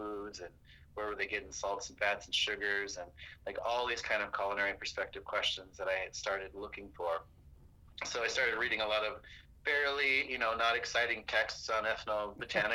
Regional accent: Pine Ridge Reservation, South Dakota, United States; growing up on Pine Ridge Reservation, I was born in 1974

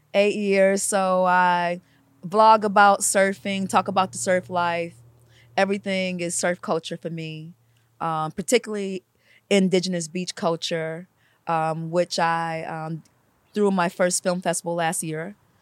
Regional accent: Detroit, Michigan, United States; now in California, United States; when I grew up in Detroit

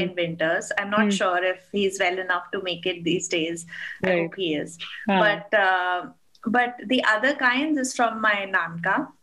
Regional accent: Delhi, India; moved away as an adult; now in Dubai, United Arab Emirates; back home in growing up in Delhi

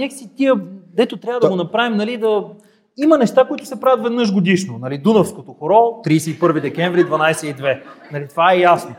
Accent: Gabrovo, Gabrovo Province, Bulgaria; като габровец

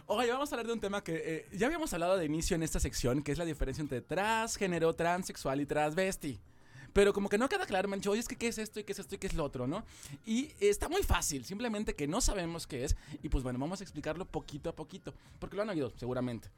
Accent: Poza Rica, Veracruz, Mexico; soy de Poza Rica

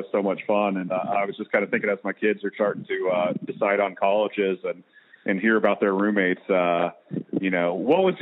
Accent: Kansas, United States; my home state of Kansas

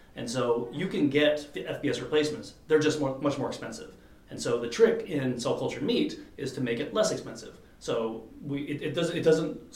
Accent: United States; also born or lived in Europe; as American

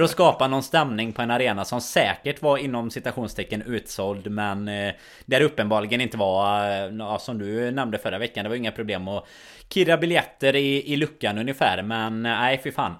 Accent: Sweden; oss som är svenskar

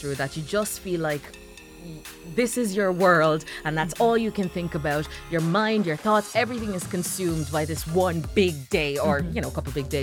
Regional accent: Ireland; also born or lived in Jamaica; I was born in Jamaica, grew up in Ireland

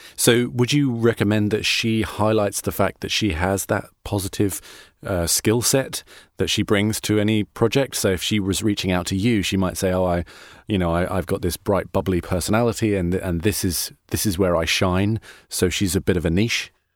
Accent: United Kingdom; now in United States; I'm a British person in America

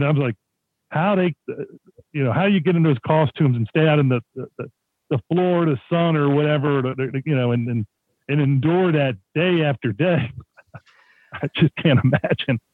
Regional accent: Baltimore, Maryland, United States; when I was growing up in Baltimore City

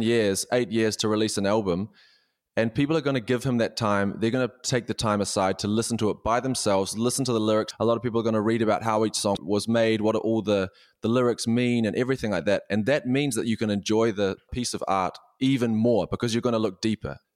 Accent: New Zealand; moved away as an adult; now in Berlin, Germany; I'm a New Zealander

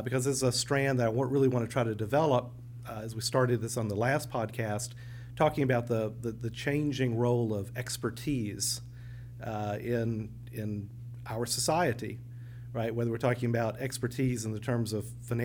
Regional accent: the South, United States; accent: Southern; my Southern accent

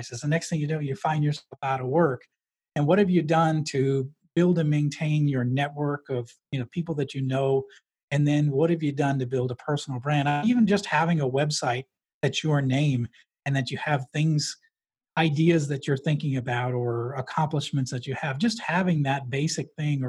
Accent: New Hampshire, United States; I grew up in New Hampshire.

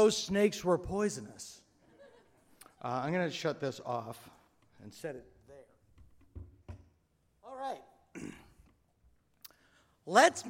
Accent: Hopedale, Massachusetts, United States; my hometown of Hopedale, Mass

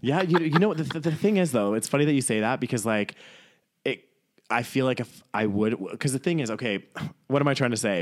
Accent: Calgary, Alberta, Canada; also born or lived in York, England / Newcastle, England; lived in Calgary for majority of my life

